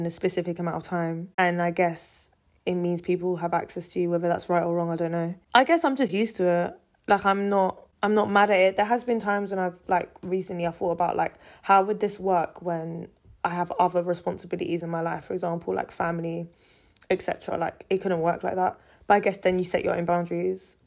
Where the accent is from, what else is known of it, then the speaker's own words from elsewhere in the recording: London, United Kingdom; I was born and raised in London